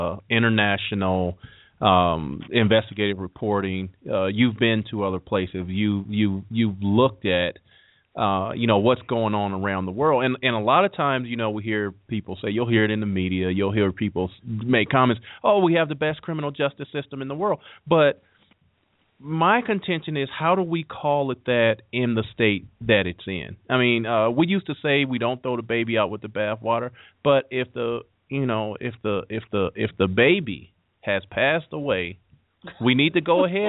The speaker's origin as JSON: {"language": "English", "country": "United States", "said": "we as the American people"}